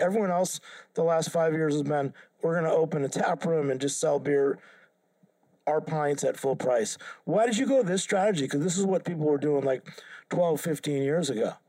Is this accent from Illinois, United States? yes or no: no; Haverhill, Massachusetts, United States; my hometown was Haverhill, Mass.